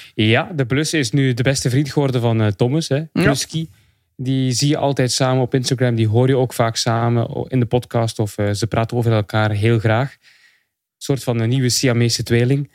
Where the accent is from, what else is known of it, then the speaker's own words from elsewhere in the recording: Belgium; ik ben een Belg